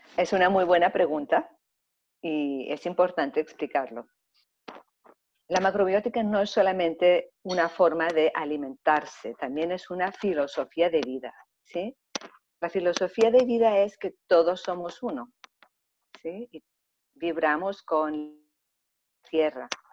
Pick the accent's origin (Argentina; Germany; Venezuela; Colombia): Germany; also born or lived in Greece; now in Mallorca, Spain; he tenido la suerte de haber nacido en Alemania, entonces pues pasé gran parte de mi infancia en Alemania y posteriormente también en Grecia